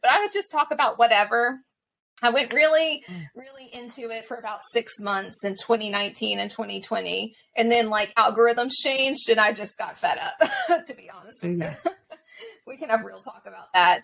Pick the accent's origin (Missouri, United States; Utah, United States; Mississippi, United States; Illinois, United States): Mississippi, United States; Mississippi Gulf Coast, United States; accent: Southern; also born or lived in Vietnam / Scotland; growing up on the Mississippi Gulf Coast, growing up in the South